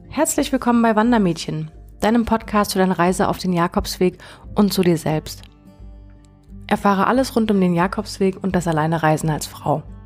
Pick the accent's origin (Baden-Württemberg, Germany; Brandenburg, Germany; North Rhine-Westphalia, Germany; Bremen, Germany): Baden-Württemberg, Germany; Konstanz; meiner Heimatstadt Konstanz